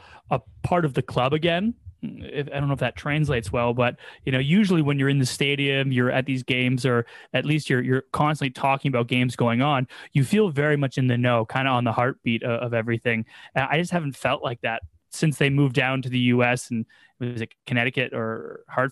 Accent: Toronto, Ontario, Canada; I've grown up in a football or soccer household. My parents being English, it was EPL on the weekends and then just playing soccer as a kid. It was, you know, three or four times a week. And I was lucky enough to actually academy with Toronto

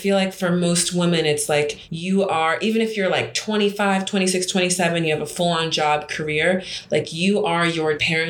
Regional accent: United States; moved away as an adult; also born or lived in Nigeria; now in Abidjan, Côte d'Ivoire; I'm Nigerian American.

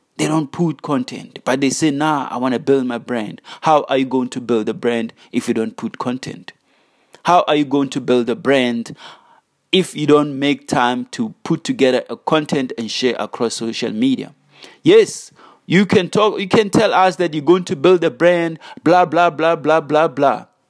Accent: South Africa; as South African youth

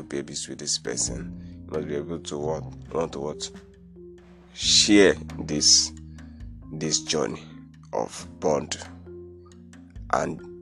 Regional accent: Nigeria; I'm from Nigeria

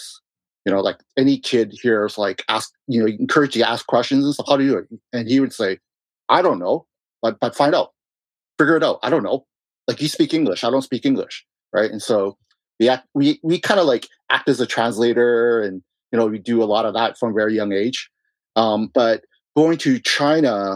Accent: Vancouver, British Columbia, Canada; I was born in Vancouver

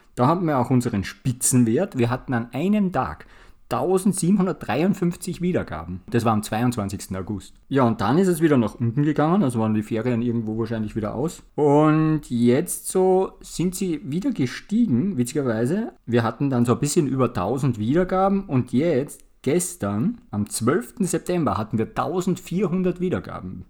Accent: Austria; Wir sind ja aus Österreich

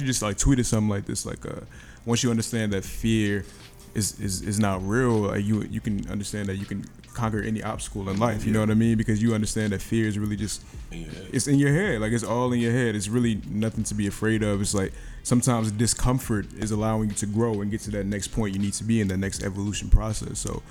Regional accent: Raleigh, North Carolina, United States; now in Baltimore, United States; I'm originally from North Carolina. Raleigh, North Carolina

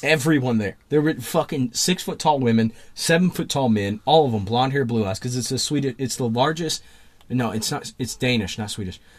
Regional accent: Southern West Virginia, United States; my hometown, anybody that's listening in Southern West Virginia

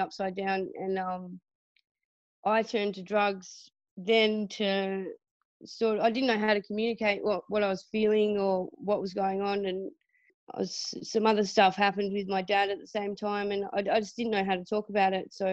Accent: Burnie, Tasmania, Australia; I grew up in Tassie on the northwest coast in a town called Burnie

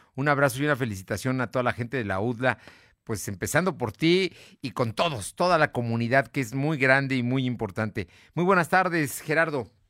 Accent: Mexico; los mexicanos

